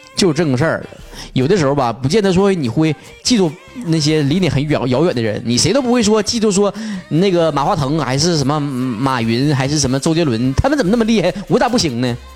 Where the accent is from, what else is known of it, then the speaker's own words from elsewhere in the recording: Northeast China, China; accent: Northeastern (东北话); 还东北味儿呢